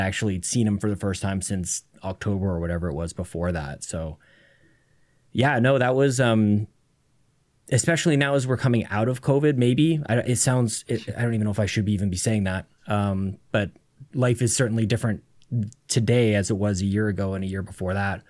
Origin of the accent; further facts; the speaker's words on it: Canada; being Canadian